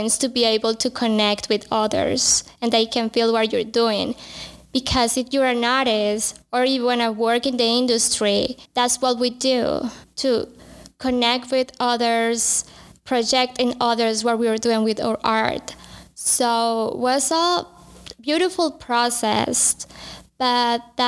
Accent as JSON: {"language": "English", "country": "Colombia", "moved": "yes", "said": "I'm from Colombia"}